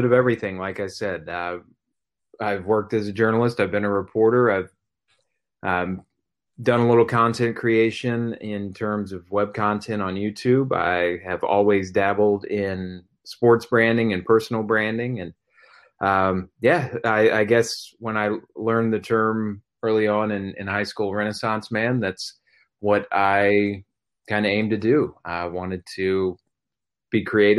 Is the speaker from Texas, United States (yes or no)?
no; Missouri, United States; the town I grew up in Missouri